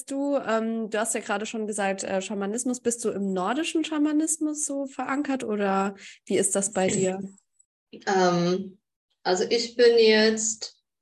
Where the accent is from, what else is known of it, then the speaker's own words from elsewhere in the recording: Poland; German is a second language; moved away as an adult; now in Germany; ich bin in Polen aufgewachsen. Ich bin nach Deutschland gekommen